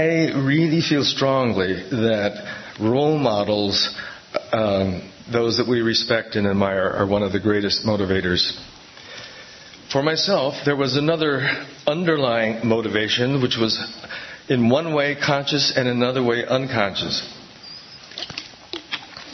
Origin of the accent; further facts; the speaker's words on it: Milwaukee, Wisconsin, United States; I grew up in Milwaukee, and I went to Catholic grade school.